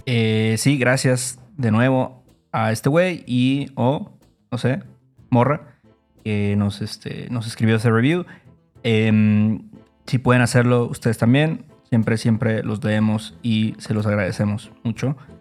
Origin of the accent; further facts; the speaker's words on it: Mexico; como mexicanos